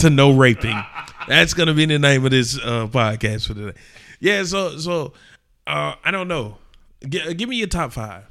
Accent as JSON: {"language": "English", "town": "Atlanta", "region": "Georgia", "country": "United States", "said": "We come from Atlanta."}